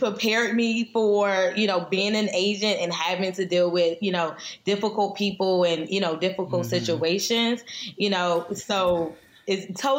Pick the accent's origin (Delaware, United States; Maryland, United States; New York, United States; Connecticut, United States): Maryland, United States; Prince George's County; we're both from Prince George's County. You know, we're licensed in Maryland, D.C., and Virginia